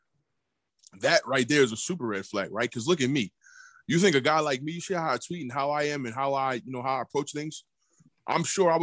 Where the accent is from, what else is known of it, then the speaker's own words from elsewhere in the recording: New York City, New York, United States; I'm from New York City